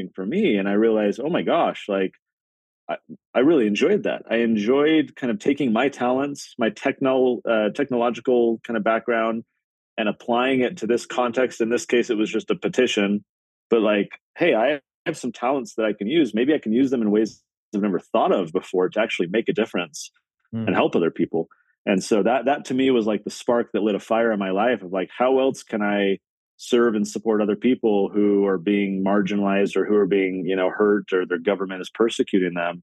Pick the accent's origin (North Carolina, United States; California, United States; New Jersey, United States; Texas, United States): California, United States; San Diego; I grew up in San Diego, California.